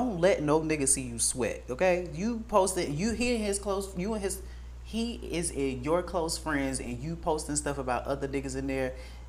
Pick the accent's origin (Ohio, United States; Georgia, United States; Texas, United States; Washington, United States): Georgia, United States; Atlanta; I'm from Atlanta, and I'm Mexican, and I'm also 20.